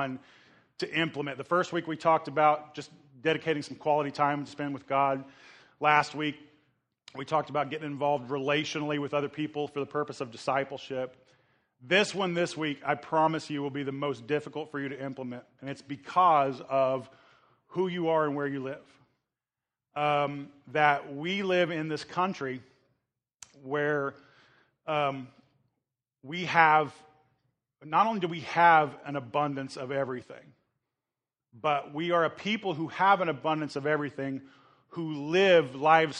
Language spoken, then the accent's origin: English; Oklahoma, United States; moved away; growing up in Oklahoma